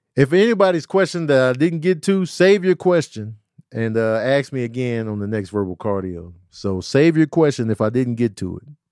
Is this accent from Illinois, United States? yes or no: yes; Chicago, Illinois, United States; I'm from Chicago